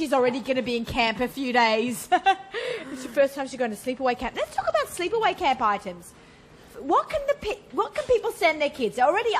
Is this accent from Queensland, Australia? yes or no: no; Sydney, New South Wales, Australia; moved away; I'm from Sydney